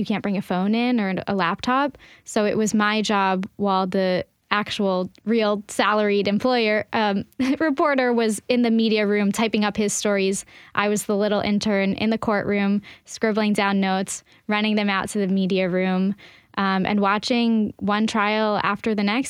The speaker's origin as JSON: {"language": "English", "town": "Baltimore", "region": "Maryland", "country": "United States", "tie": "born or raised there", "moved": "as an adult", "lives_now": "Nashville, United States", "said": "I grew up in Baltimore"}